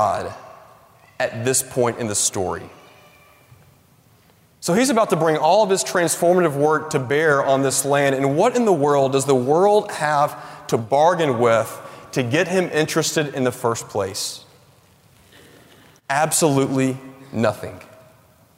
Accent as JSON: {"language": "English", "region": "Tennessee", "country": "United States", "tie": "born or raised there", "said": "I grew up in Tennessee"}